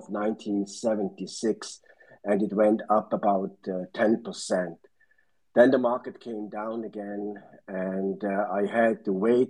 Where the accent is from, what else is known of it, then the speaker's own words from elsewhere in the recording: Switzerland; moved away; I'm originally from Switzerland, but I don't ski and I don't yodel